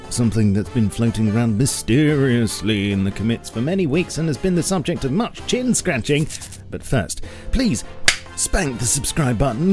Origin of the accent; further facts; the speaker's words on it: England, United Kingdom; as an Englishman